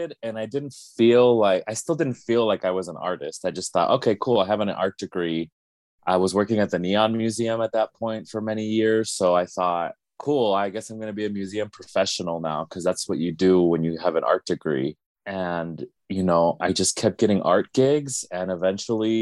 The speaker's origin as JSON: {"language": "English", "town": "Las Vegas", "region": "Nevada", "country": "United States", "tie": "born or raised there", "said": "I was born and raised in Las Vegas"}